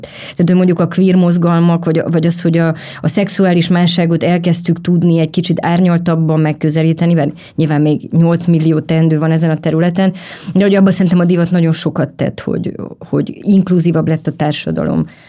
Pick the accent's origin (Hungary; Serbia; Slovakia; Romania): Romania; moved away; amikor én felnőttem a rendszerváltás utáni Románia